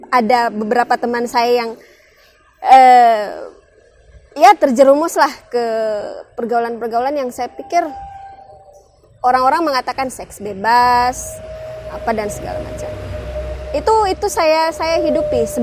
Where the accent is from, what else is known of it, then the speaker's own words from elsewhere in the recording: Makassar, South Sulawesi, Indonesia; apalagi saya lahir besar tinggal di kota Makassar